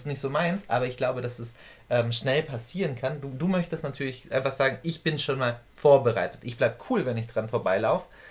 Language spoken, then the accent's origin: German; Germany; bei uns in Deutschland